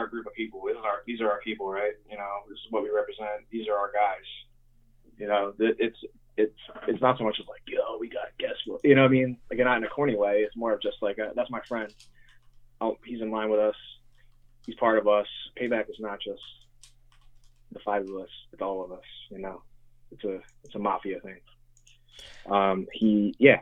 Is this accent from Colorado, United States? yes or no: no; Lansdale, Pennsylvania, United States; also born or lived in Philadelphia; I grew up in Montgomeryville, Lansdale area. Like, I'm from Lansdale pretty much